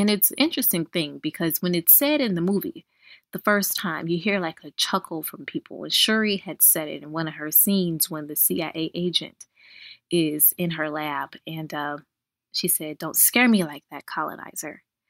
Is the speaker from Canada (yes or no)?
no; United States; we are African American as we are born here in this country, and we have African ancestry. However, we have no roots in Africa, in that we don't know where we come from in Africa, and our families are generations removed from Africa.